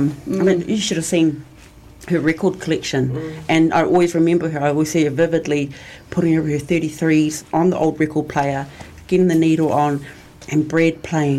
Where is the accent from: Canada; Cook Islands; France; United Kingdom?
Cook Islands; growing up in Raro